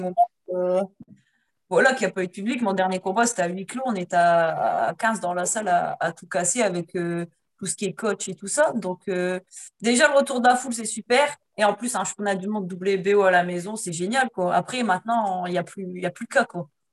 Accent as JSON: {"language": "French", "country": "France", "said": "je suis française"}